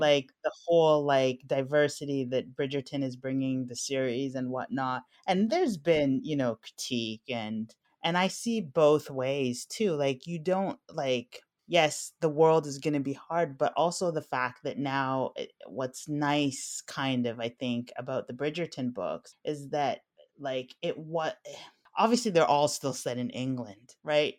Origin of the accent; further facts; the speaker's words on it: Alexandria, Alexandria Governorate, Egypt; I was born in Alexandria